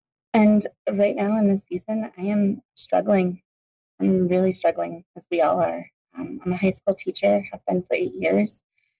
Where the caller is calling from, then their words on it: Arizona, United States; I'm calling from Arizona.